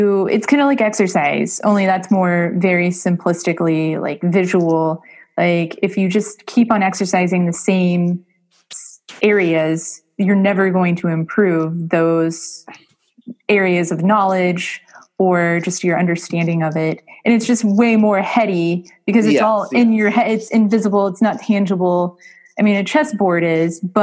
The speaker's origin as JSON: {"language": "English", "town": "Springfield", "region": "Missouri", "country": "United States", "said": "I'm not from St. Louis. I'm from Springfield, Missouri"}